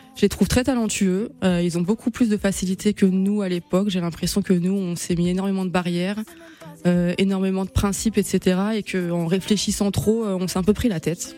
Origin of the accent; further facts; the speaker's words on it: Seine-et-Marne, Île-de-France, France; also born or lived in Madagascar (roots); on vient de, de Seine-et-Marne tous les deux